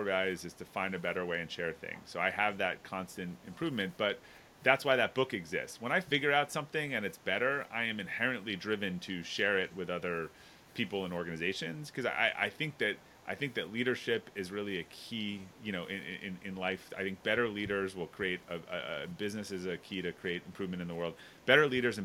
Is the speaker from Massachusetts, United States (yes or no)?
yes; outside of Boston, Massachusetts, United States; I grew up in outside of Boston